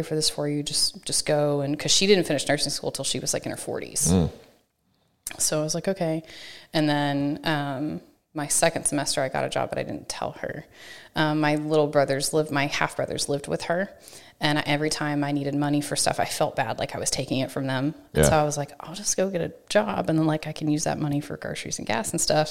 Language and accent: English; Chandler, Texas, United States; now in College Station, United States; I grew up in East Texas